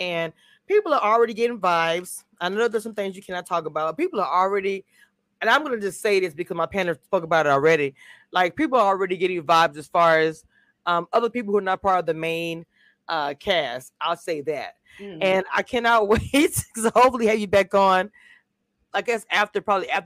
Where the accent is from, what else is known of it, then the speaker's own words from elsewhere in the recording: Louisiana, United States; I'm from Louisiana, but more toward Lafayette, more toward Shreveport